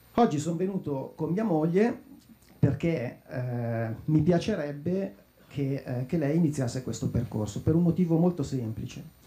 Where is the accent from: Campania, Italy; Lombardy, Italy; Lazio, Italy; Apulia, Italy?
Lombardy, Italy; Lecco; io sono di Lecco